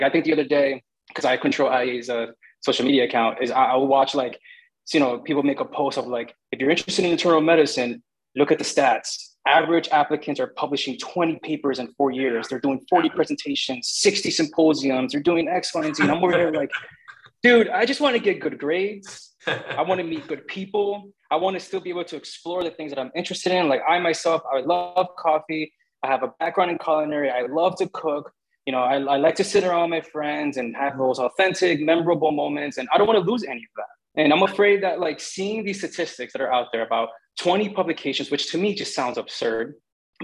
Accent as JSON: {"language": "English", "town": "North Bergen", "region": "New Jersey", "country": "United States", "tie": "born or raised there", "also_born_or_lived": "Bogota, New Jersey", "said": "I was born in Jersey City Hospital, but my mom raised me in North Bergen."}